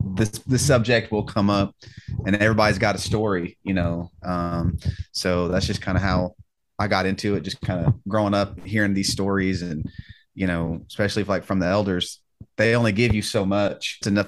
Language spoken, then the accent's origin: English; Tulsa, Oklahoma, United States; I'm also Muscogee Creek. I'm from Tulsa, Oklahoma. I guess I should say on the Muscogee Reservation.